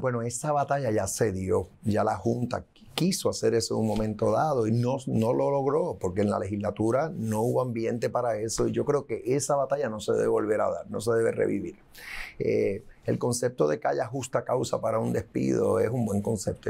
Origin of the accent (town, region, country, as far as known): Puerto Rico